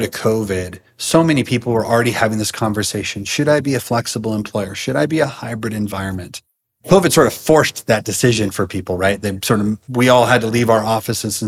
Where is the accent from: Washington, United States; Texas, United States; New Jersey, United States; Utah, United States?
Washington, United States; Seattle; moved away as an adult; also born or lived in California; now in Idaho, United States; I was born in California, but lived most of my life in the Seattle area